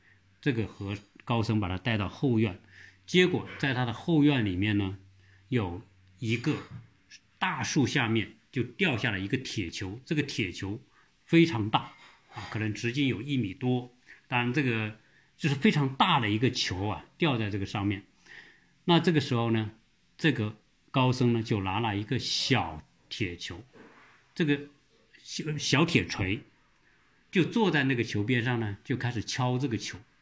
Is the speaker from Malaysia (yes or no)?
no; southern China, China; accent: southern accent; moved away; 我这个说话的口音很重， 或者是南方口音啊